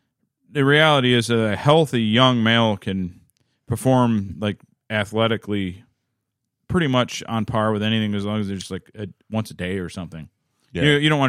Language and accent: English; Minneapolis, Minnesota, United States; born there; I am not trafficked. I was born here in Minneapolis.